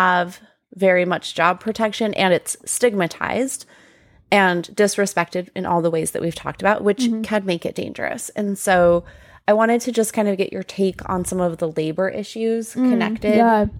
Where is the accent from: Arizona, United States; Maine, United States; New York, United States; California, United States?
Arizona, United States; Tucson; moved away as an adult; now in Portland, United States; I grew up in Tucson, Arizona